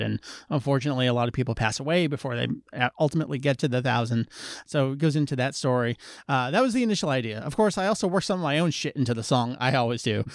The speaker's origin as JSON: {"language": "English", "region": "New Jersey", "country": "United States", "said": "I'm from New Jersey"}